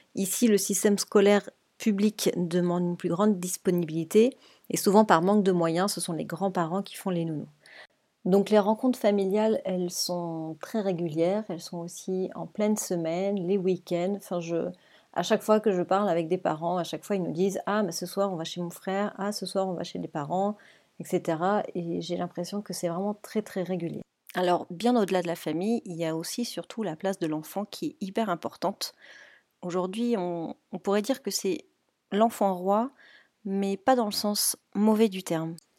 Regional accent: France; moved away as an adult; now in Spain; en tant que Français

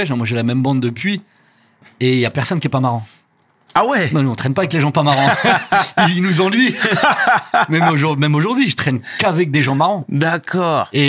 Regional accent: Rabat-Salé-Kénitra, Morocco; Ouais, vers Rabat, mais à un petit, une petite ville à une trentaine de kilomètres de Rabat.

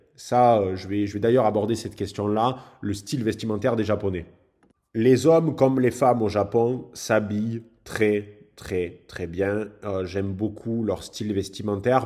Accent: France; en tant que Français

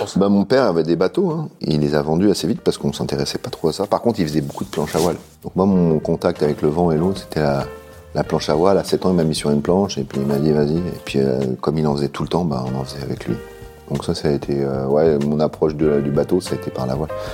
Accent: Finistère, Brittany, France; also born or lived in Paris; je suis né à Paris, mais j'ai habité ah. euh, dans le Finistère tout le temps

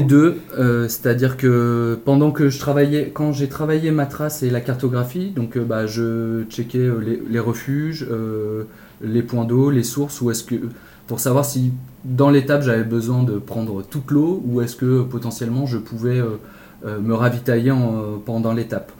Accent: Lyon, Auvergne-Rhône-Alpes, France; moved away as an adult; now in Nord, France; Je suis originaire de Lyon et depuis quelques années donc je suis dans le Nord pour, pour raison professionnelle

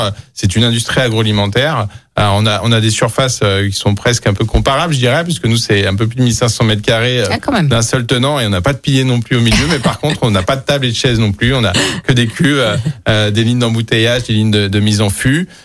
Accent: Lyon, Auvergne-Rhône-Alpes, France; also born or lived in Vénissieux; je suis, un pur lyonnais. je, suis né à Vénitieux, j'ai grandi à Lyon.

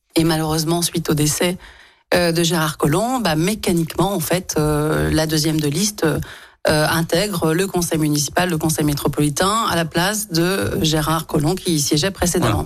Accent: Lyon, Auvergne-Rhône-Alpes, France; je suis née à Lyon, j'ai grandi à Lyon, j'y ai travaillé, étudié, fondé ma famille

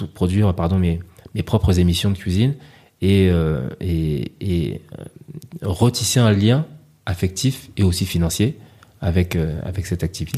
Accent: Paris, Île-de-France, France; moved away as an adult; also born or lived in L'Île-Saint-Denis, Seine-Saint-Denis; now in Côte d'Ivoire; je venais de Paris

